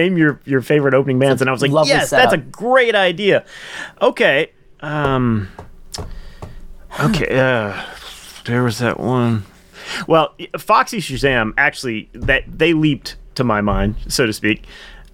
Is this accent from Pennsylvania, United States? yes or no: yes; Waynesboro, Pennsylvania, United States; growing up in Waynesboro